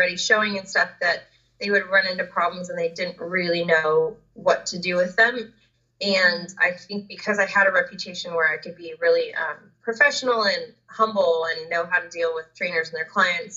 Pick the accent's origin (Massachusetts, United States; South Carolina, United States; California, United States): California, United States; Southern; I grew up down in Southern California